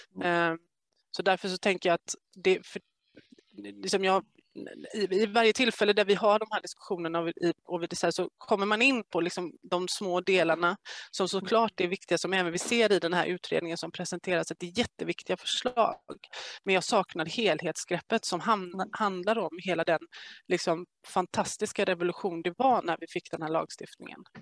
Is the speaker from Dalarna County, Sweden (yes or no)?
no; Gothenburg, Västra Götaland, Sweden; jag är från Göteborg